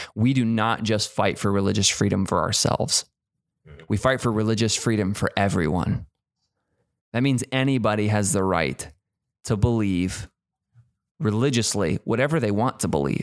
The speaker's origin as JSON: {"language": "English", "country": "United States", "said": "we're so American"}